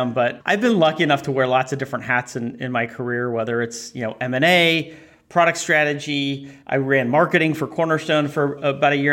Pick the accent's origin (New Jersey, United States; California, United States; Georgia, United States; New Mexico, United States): California, United States; Silicon Valley; moved away as an adult; also born or lived in Boston area; I grew up in the Valley. I don't reside in the Valley today